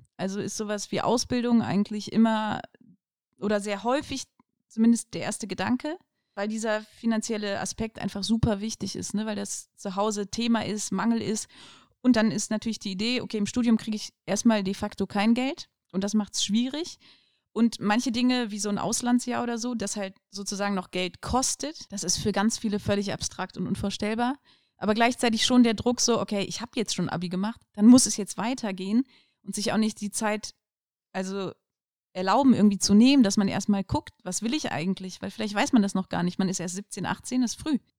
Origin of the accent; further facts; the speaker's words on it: Aachen, North Rhine-Westphalia, Germany; also born or lived in Cologne / Düsseldorf; Bin in Aachen geboren. Ähm, meine Eltern sind aus Polen gekommen. Und ja, genau, klassische Schullaufbahn durchlaufen